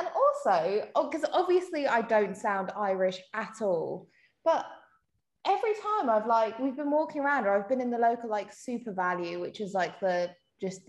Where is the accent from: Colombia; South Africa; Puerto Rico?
South Africa; moved away; I'm not even English. I'm actually South African.